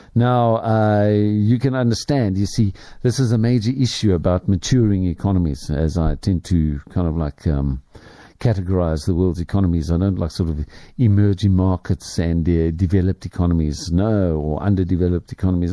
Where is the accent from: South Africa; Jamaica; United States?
South Africa; I have traveled my home country rather extensively, but there are still parts of South Africa that I haven't seen